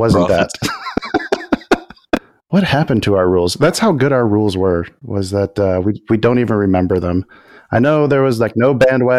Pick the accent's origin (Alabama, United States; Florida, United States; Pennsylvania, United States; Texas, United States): Texas, United States; I'm at least from Texas.